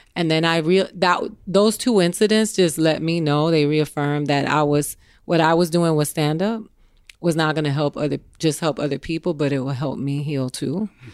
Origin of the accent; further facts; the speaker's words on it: Miami, Florida, United States; also born or lived in Tallahassee; I'm from Miami, but I went to school in Tallahassee